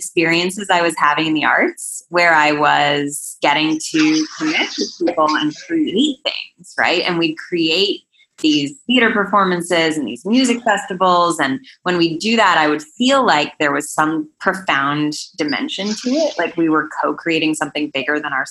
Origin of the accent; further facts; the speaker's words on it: Boulder, Colorado, United States; I grew up in Boulder, Colorado